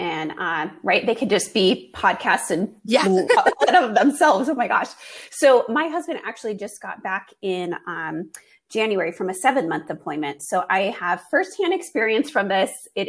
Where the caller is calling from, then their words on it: Germany; moved away; also born or lived in Washington State, United States / Texas, United States; I am calling all the way from Germany. My husband and I, our family here, he's a military medical physician. And so we are stationed here in Germany.